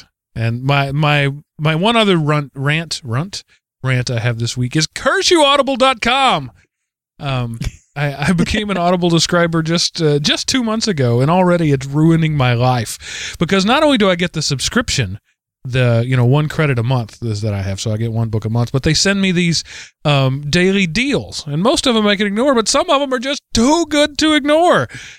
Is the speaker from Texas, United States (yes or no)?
yes; Texas, United States; as we would call growing up in the Texas cattle country where I grew up.